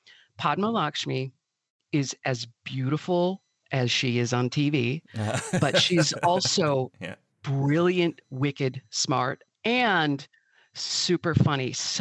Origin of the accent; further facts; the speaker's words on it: Milwaukee, Wisconsin, United States; I grew up in Milwaukee, in the city, and like so many kids, of my era, I got sent to the farm every summer.